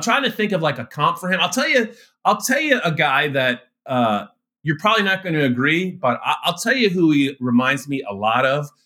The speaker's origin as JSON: {"language": "English", "town": "Allentown", "region": "Pennsylvania", "country": "United States", "tie": "born or raised there", "said": "I was born in Allentown."}